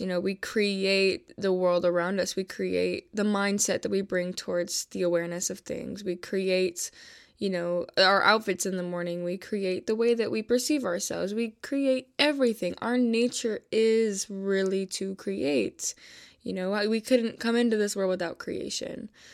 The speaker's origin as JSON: {"language": "English", "town": "Buffalo", "region": "New York", "country": "United States", "tie": "born or raised there", "said": "I'm from Buffalo, New York"}